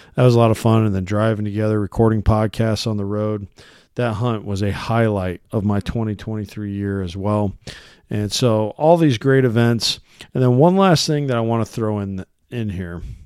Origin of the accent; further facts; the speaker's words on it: Iowa, United States; here in my home state of Iowa